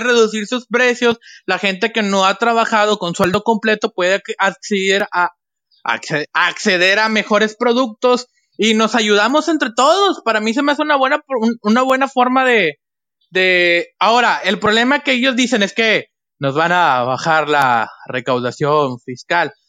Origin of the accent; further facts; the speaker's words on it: Mexico; como mexicano